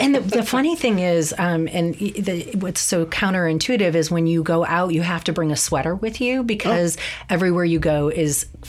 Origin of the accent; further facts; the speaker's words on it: Arizona, United States; moved away as an adult; also born or lived in Illinois; now in San Francisco, United States; I grew up, born in Illinois, but grew up primarily in Arizona.